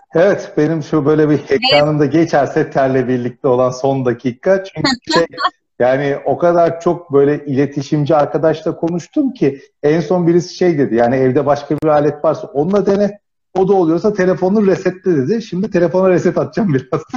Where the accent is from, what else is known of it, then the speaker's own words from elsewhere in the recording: Finike, Antalya, Turkey; Yani Antalya'da büyüdüm o anlamda.